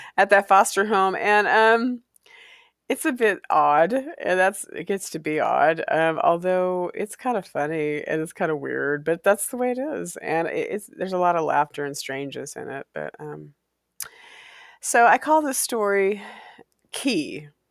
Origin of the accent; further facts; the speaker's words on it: Walla Walla, Washington, United States; I grew up in Walla Walla, Washington